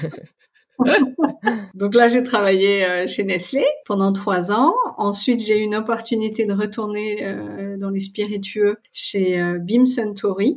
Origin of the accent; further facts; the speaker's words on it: Paris region, near Versailles, Île-de-France, France; moved away as an adult; also born or lived in Haute-Savoie / Voisins-le-Bretonneux / Le Chesnay / England; now in Germany; je suis née en Haute-Savoie parce que mon père travaillait pour pour une boîte de, ski et de produits de ski. Euh, et puis ensuite, il a été muté à Paris. Donc en fait, j'ai grandi en région parisienne. Euh, près de Versailles